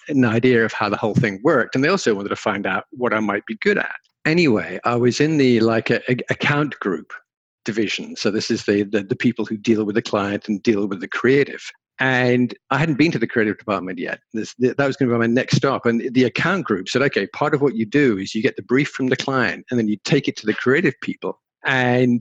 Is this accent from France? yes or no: no; England, United Kingdom; also born or lived in London; So I'm English by birth and education. And so I was in England, and I'm a farm boy. Grew up on the farm.